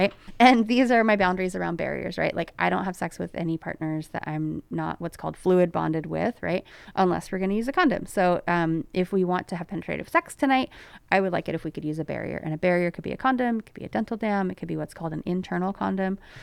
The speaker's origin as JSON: {"language": "English", "town": "Placerville", "region": "California", "country": "United States", "tie": "born or raised there", "said": "when I was growing up in Placerville in, um, in the nineties"}